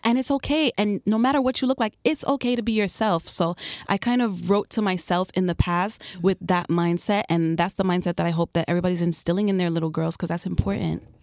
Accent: New York City, New York, United States; moved away as an adult; also born or lived in Chicago / South Florida; now in Miami, United States; I'm originally from Queens, New York.

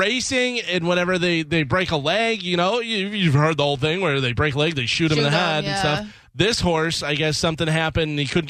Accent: Illinois, United States; I've ridden horses growing up in Illinois. A lot of our neighbors had horses.

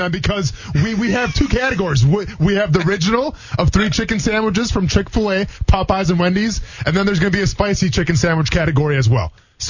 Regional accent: Wisconsin, United States; I grew up in Wisconsin.

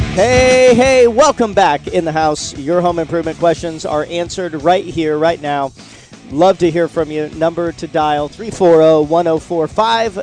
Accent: Seattle, Washington, United States; now in Florida, United States; I'm originally from Seattle, Washington, and we had Woodshake roofs. In fact, the very first roof I ever put on when I was 12 years old was a Woodshake roof.

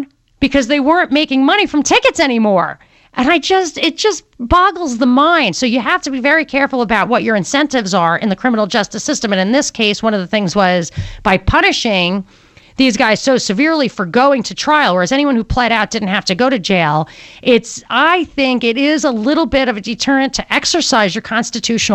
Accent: New York, United States; moved away; I'm from New York and right on the border of New Jersey.

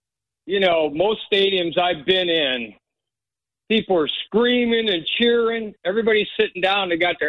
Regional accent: Cleveland, Ohio, United States; we're from Cleveland.

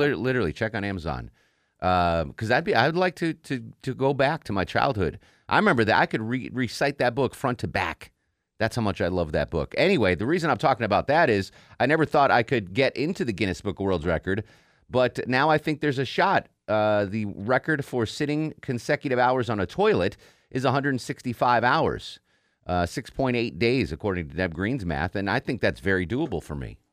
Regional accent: Connecticut, United States; now in Atlanta, United States; I grew up in Connecticut

